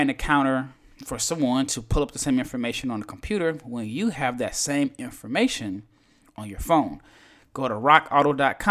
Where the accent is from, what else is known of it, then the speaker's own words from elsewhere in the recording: United States; an American man